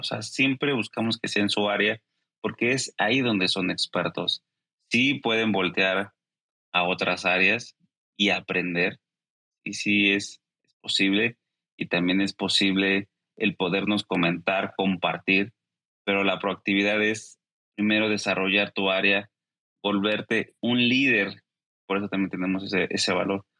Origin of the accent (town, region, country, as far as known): Mexico